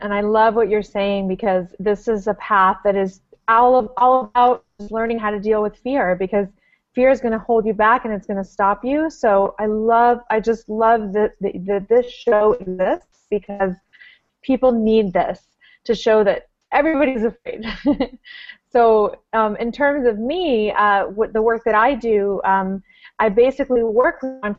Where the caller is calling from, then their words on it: Panama; I'm actually calling in from Panama.